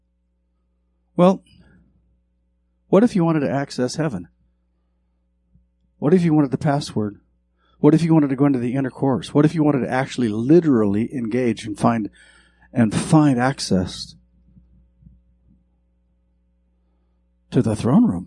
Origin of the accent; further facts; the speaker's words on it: Montana, United States; I grew up in Montana